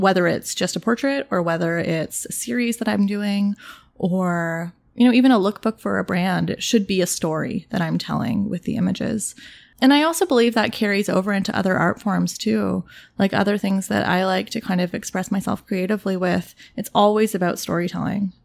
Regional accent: Toronto, Ontario, Canada; I grew up in Toronto. I grew up in the east end of Toronto in a neighborhood called The Beaches

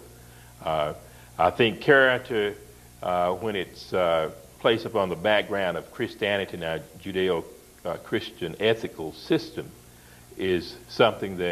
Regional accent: Odessa, Texas, United States; growing up in Odessa, Texas, far west Texas

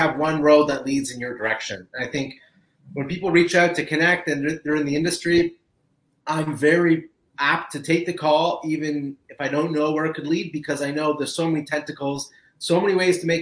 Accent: Canada; I am Canadian

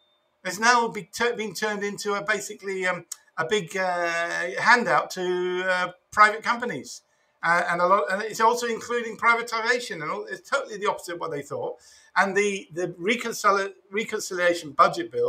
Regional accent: United Kingdom; moved away; I'm from an Irish family, but I was born in Britain.

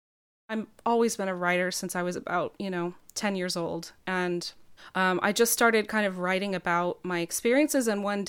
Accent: New Mexico, United States; And I mean, I'm from New Mexico originally. It's a place I've spent a lot of time

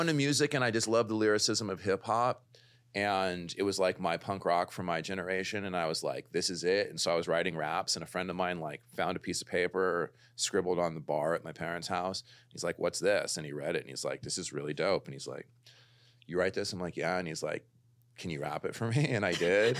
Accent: Los Angeles, California, United States; also born or lived in London / New York; I'm like a total L A baby. I grew up in the Valley

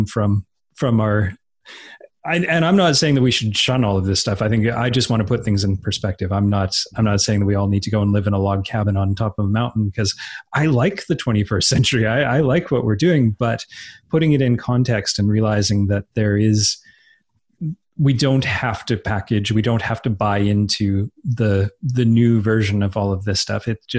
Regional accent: Edmonton, Alberta, Canada; I was growing up in Edmonton, Alberta, which is in the northern part of Alberta

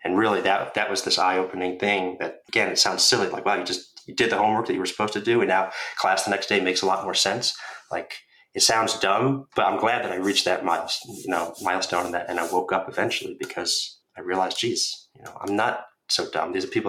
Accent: Northeast, United States; Growing up in the Northeast in a suburban middle-class town, I had about as normal, stereotypical life you could expect.

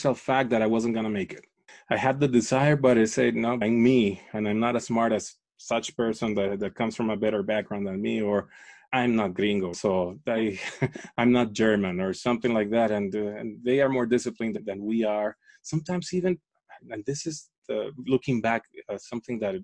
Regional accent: Caracas, Capital District, Venezuela; moved away; I grew up in Venezuela, in Caracas

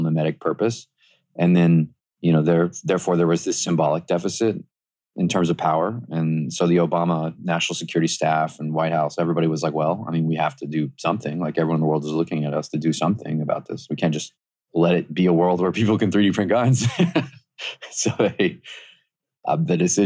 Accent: the South, United States; I grew up in the South

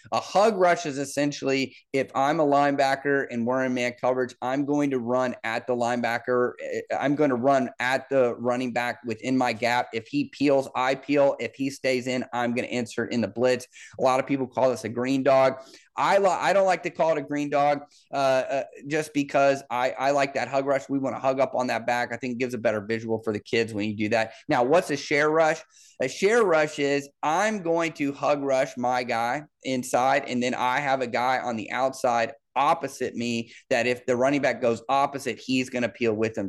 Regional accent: Liberty, Missouri, United States; also born or lived in Kansas City, Missouri; I grew up in Kansas City, Missouri. I'm from, I'm from Liberty, Missouri

